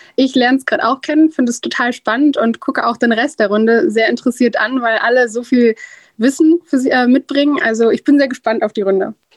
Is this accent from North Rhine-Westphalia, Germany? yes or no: yes; Duisburg, North Rhine-Westphalia, Germany; now in Bonn, Germany; Ich bin in Duisburg geboren und dann hier rübergezogen nach Bonn